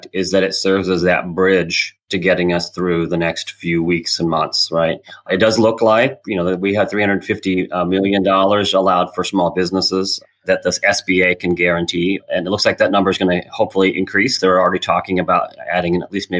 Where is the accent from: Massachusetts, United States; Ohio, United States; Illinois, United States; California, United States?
Illinois, United States; now in Washington, D.C., United States; We're originally from Illinois